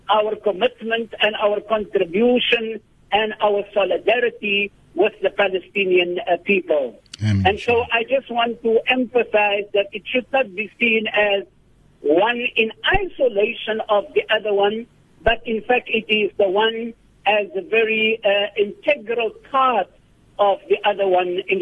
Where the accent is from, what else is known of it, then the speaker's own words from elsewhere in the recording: South Africa; for us as South African citizens.